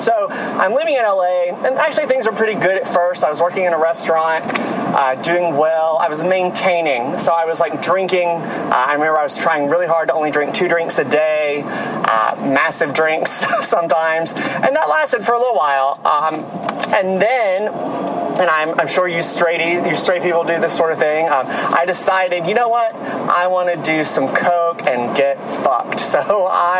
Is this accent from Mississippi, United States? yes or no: yes; Mississippi, United States; moved away as an adult; also born or lived in New York City; I'm originally from Mississippi